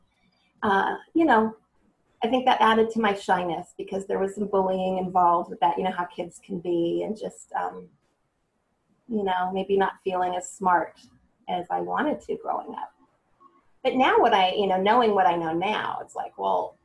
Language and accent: English; Cupertino, California, United States; I grew up in Cupertino, California. I was born at El Camino Hospital, so I'm a true Bay Area, California native